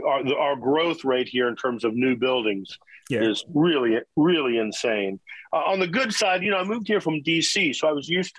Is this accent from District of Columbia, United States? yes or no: yes; Washington, District of Columbia, United States; But so I moved here from Washington, D.C. I lived all over the country, really, but my teenage years were D.C., and I was playing folk clubs and bluegrass rooms and bars